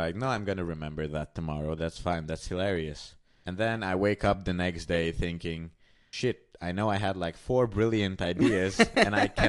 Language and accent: English; Hungary; moved away as an adult; now in Vienna, Austria; Well, I moved from Hungary to Vienna about almost 3 years ago.